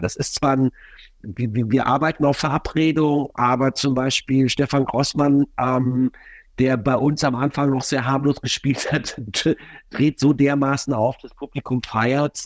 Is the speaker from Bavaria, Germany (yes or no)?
no; Düsseldorf, North Rhine-Westphalia, Germany; now in Berlin, Germany; bin selber Düsseldorfer